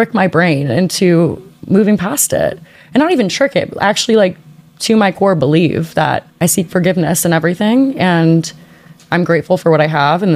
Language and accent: English; New Orleans, Louisiana, United States; moved away; I'm originally from New Orleans